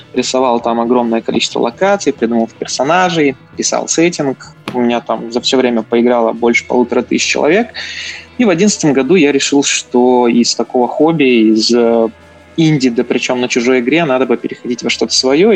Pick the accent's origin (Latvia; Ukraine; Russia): Latvia; я, собственно, из Латвии. Э, закончил Рижский технический университет